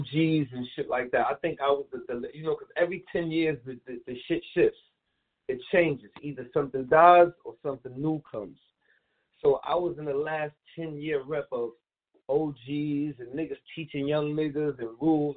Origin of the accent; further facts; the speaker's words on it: New York City, New York, United States; I'm originally from Prospect, up the hill. Prospect in Saratoga, the Plazas. That's where I'm originally from, in Brownsville